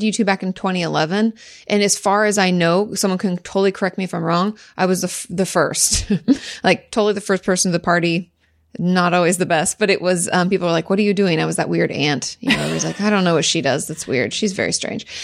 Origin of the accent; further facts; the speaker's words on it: near Olympia, Southwest Washington, United States; In Washington State, in Southwest Washington, just outside of, uh, Olympia